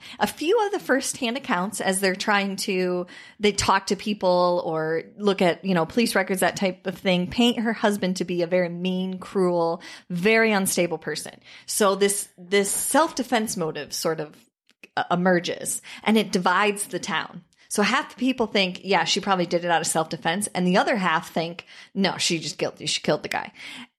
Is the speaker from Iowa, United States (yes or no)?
yes; Iowa, United States; growing up in Iowa, farming is not an easy profession.